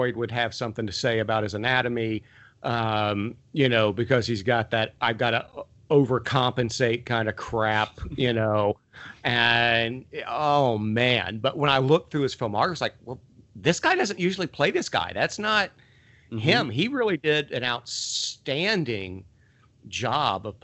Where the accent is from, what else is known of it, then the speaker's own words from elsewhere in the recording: Appalachia, United States; moved away; I grew up in Appalachia with a lot of rednecks